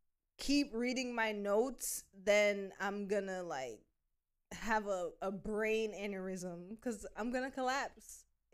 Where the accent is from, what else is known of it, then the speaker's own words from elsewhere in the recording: Jamaica; moved away; given that we're Jamaican